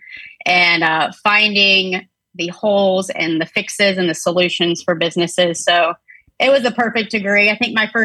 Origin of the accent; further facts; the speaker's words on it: Pensacola, Florida, United States; also born or lived in Tampa, Florida / 30A area, Florida Gulf Coast; I'm originally from Pensacola, Florida